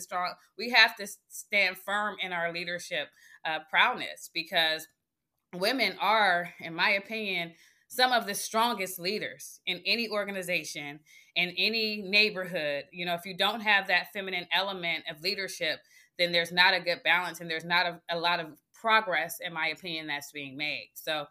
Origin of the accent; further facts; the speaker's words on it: Oakland, California, United States; giving her my experience in growing up in Oakland and how my trajectory changed when I went on a different path